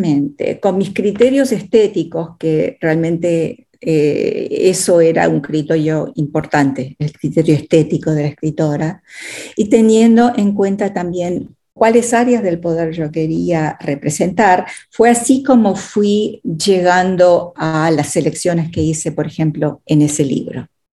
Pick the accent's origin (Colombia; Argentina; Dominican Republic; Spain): Argentina; moved away as an adult; also born or lived in Texas, United States; now in United States; Habiendo crecido en la Argentina hasta los 19 años